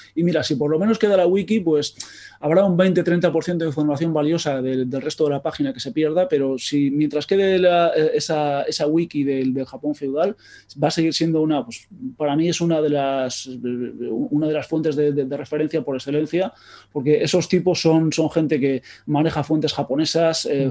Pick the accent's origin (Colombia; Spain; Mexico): Spain; Basque Country; accent: Basque; por el acento ya creo que se me nota que soy vasco